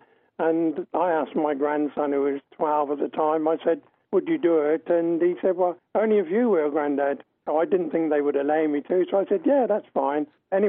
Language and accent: English; Southampton, South East England, United Kingdom; I'm born and bred in Southampton, but I live about 11 miles outside now